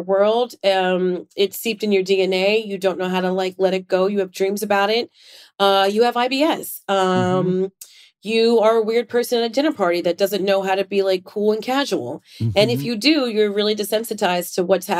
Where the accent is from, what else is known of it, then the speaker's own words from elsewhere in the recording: New York, United States; also born or lived in South Florida; I'm a New Yorker